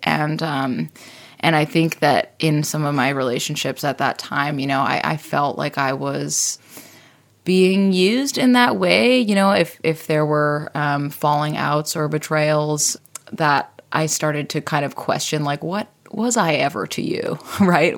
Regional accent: Odanak First Nation, Quebec, Canada; I'm from Odanak First Nation

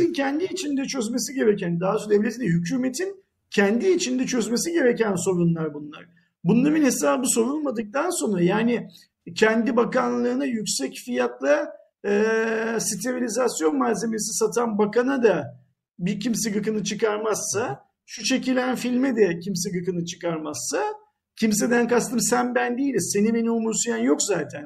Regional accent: Turkey; Bir Türk olarak

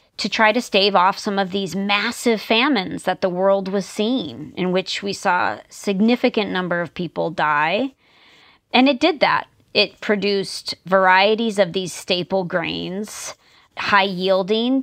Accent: New Jersey, United States; moved away; also born or lived in Tucson, Arizona; I grew up in the United States on the East Coast, quite close to New York City in New Jersey.

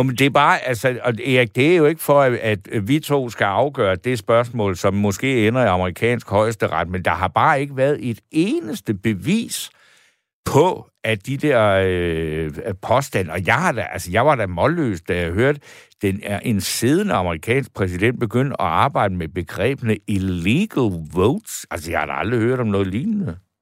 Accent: Denmark; jeg som dansker

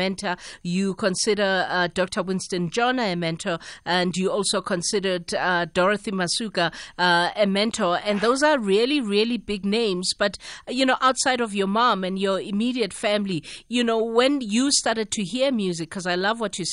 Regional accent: South Africa; I come from South Africa

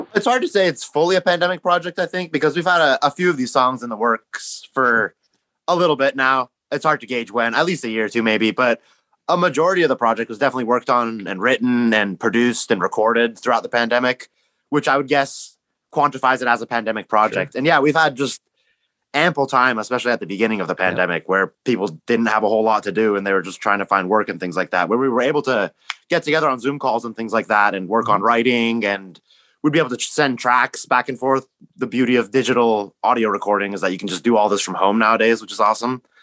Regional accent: Greater Seattle area, Washington, United States; Born and raised, Greater Seattle area

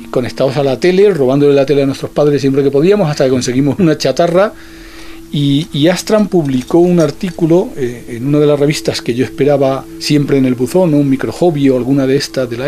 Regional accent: Granada, Andalusia, Spain; moved away; Volví de vacaciones, bueno, de permiso a mi pueblo de Granada

